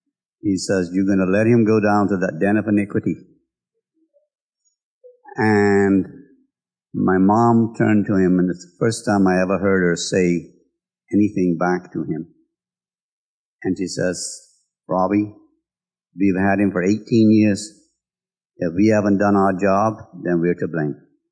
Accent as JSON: {"language": "English", "town": "Spanish Wells", "region": "North Eleuthera", "country": "Bahamas", "tie": "born or raised there", "moved": "as an adult", "said": "Most people know I was born in Spanish Wells and lived there until I was 18."}